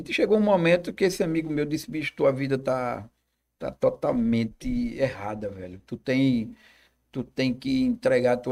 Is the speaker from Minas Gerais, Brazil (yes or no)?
no; Olinda, Pernambuco, Brazil; also born or lived in Recife; Eu nasci na Boa Vista, em Recife. E com alguns meses de idade, nós nos mudamos para Olinda.